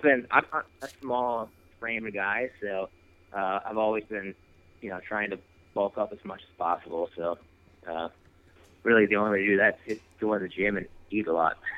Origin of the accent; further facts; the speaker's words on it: Wisconsin, United States; I grew up in Wisconsin, uh, west west central, so between like Eau Claire and Lacrosse.